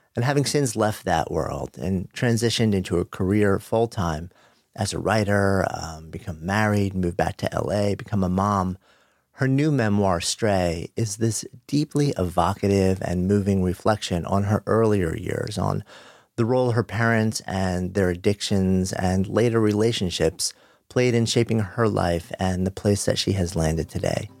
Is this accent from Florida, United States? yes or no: no; New York City, New York, United States; being a New Yorker